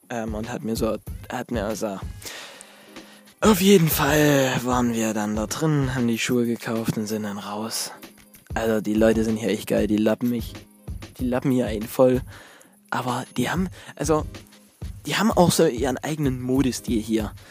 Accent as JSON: {"language": "German", "country": "Germany", "said": "Fragt er, wo, wo kommst du her? Ich sagte, ja, ich komme aus Deutschland."}